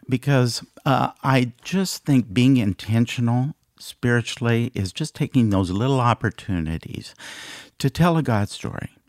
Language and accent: English; Iowa, United States; moved away as an adult; also born or lived in Des Moines, Iowa; now in Dallas, United States; We're both from Iowa, and we, uh, have three children.